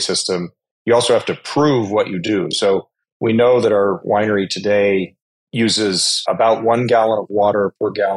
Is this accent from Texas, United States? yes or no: no; Colorado, United States; I grew up in Colorado